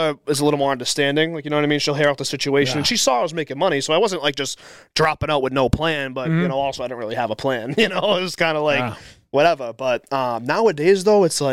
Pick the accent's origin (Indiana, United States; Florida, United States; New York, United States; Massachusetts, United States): Massachusetts, United States; Boston; I grew up in East Boston